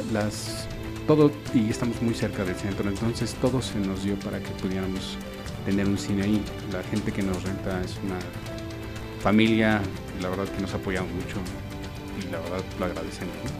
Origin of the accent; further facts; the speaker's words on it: Mexico City, Mexico; nosotros somos de la Ciudad de México